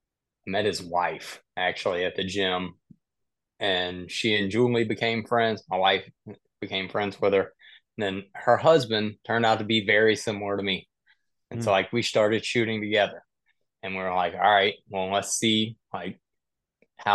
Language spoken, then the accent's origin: English; South Mississippi, United States; I grew up in the country. I grew up in South Mississippi, hunting, deer hunting and squirrel hunting.